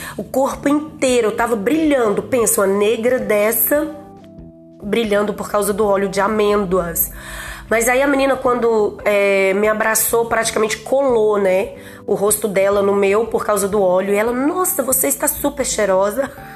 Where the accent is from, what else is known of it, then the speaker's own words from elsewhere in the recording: Teófilo Otoni, Minas Gerais, Brazil; Eu sou de Teoflotone